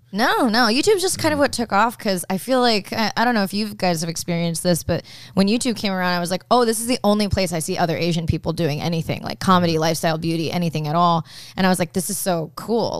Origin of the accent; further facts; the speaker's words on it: Okinawa, Japan; moved away; I grew up in Okinawa, which is more like hillbilly Japanese